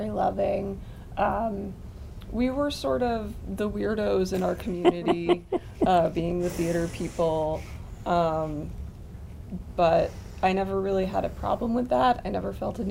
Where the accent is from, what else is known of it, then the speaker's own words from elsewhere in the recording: Mill Valley, California, United States; now in Brooklyn, United States; Mill Valley, California, and now I live in Brooklyn